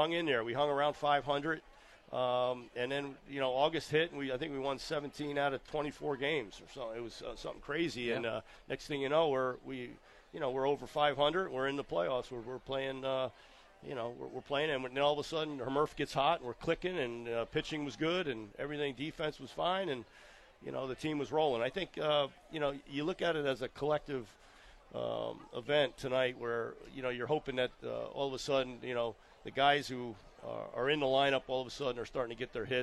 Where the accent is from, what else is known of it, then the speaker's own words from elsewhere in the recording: Connecticut, United States; I grew up in Connecticut